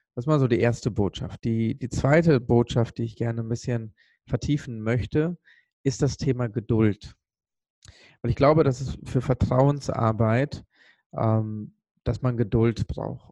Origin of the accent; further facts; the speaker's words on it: Sri Lanka; moved away; ich komme ursprünglich aus Sri Lanka